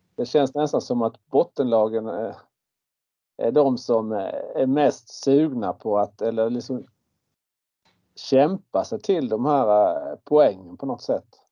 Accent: Småland, Sweden; uppväxt smålänning

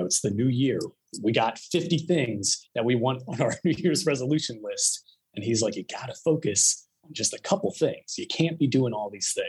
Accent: New Jersey, United States; moved away as an adult; also born or lived in Syracuse, New York / Philadelphia; now in Arizona, United States; I originally grew up in Jersey

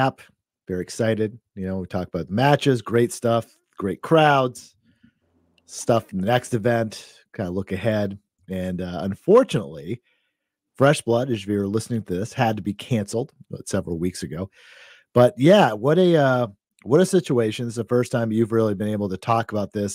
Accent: Lewiston, Maine, United States; also born or lived in Oxford Hills, Maine; I was born in Lewiston. My mom lives still in Auburn, and I went to Oxford Hills High School and from that area. So that's kind of my neck of the woods

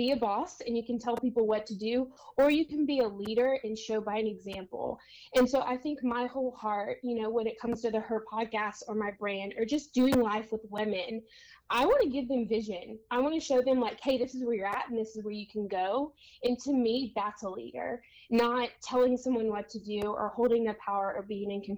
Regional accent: Louisiana, United States; now in San Diego, United States; I was born and raised in Louisiana

